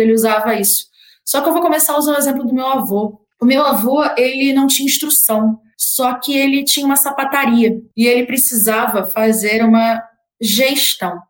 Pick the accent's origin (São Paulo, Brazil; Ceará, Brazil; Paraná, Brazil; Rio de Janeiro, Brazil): Rio de Janeiro, Brazil; eu sou do Rio